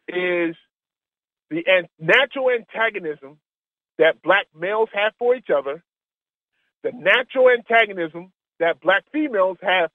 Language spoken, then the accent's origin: English; Long Island, New York, United States; I'm from Long Island, New York